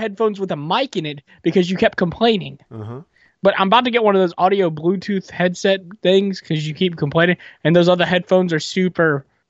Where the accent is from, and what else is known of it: Richmond, Virginia, United States; born or raised there